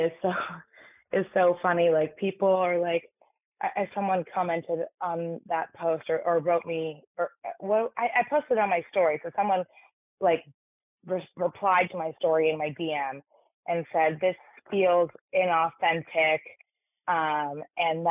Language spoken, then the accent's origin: English; New York City, New York, United States; I grew up in New York City in an all-girls private school.